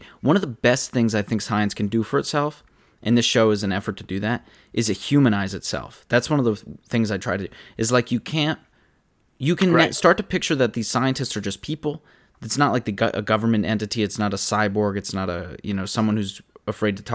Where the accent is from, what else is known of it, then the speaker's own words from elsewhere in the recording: tri-state area, United States; I grew up in the tri-state area